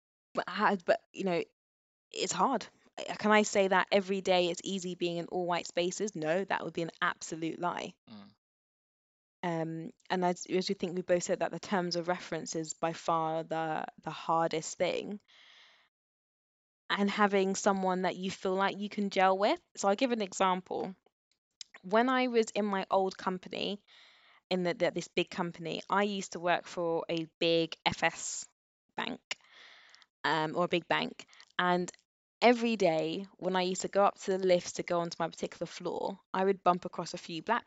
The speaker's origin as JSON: {"language": "English", "region": "London", "country": "United Kingdom", "tie": "born or raised there", "said": "I grew up in Northwest London around a very mixed group of people"}